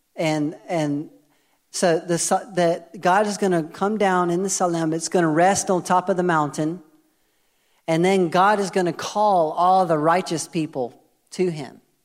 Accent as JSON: {"language": "English", "country": "United States", "moved": "yes", "said": "I'm American"}